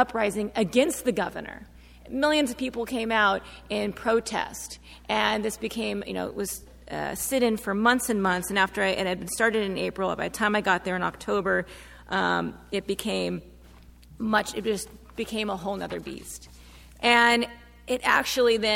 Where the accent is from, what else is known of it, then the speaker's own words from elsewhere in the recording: United States; a white feminist researcher from the U.S. doing research in Mexico